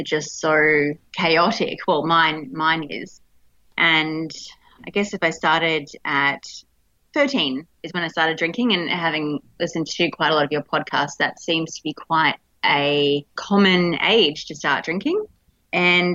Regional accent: Melbourne, Victoria, Australia; also born or lived in Darwin, Northern Territory; I'm from Melbourne in Australia, but I was originally born in the top end in Darwin in the Northern Territory.

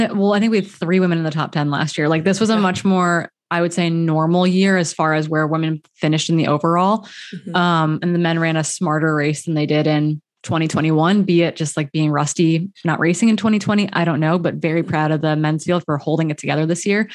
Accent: Wisconsin, United States; I'm from Wisconsin

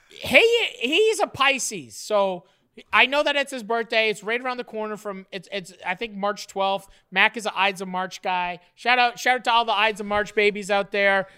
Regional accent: Ontario, Canada; also born or lived in Nova Scotia; I was in grade four, and it, it was when we moved to Ontario from Nova Scotia

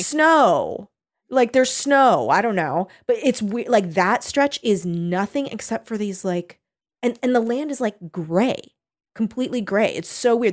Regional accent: California, United States; I'm a California kid

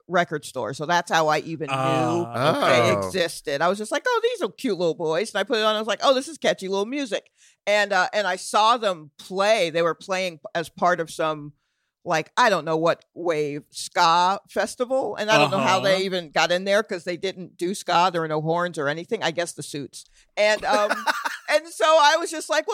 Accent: Atlanta, Georgia, United States; moved away as an adult; also born or lived in Brooklyn, New York; now in New York, United States; I was born in New York, and then my family moved when I was like 8. So I was born in Brooklyn, and then we moved to Atlanta. So I am an Atlanta person.

